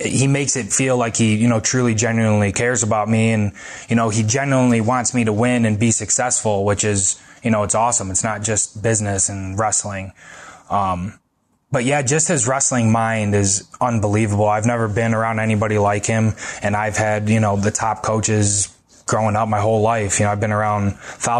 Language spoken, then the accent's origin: English; United States; growing up in America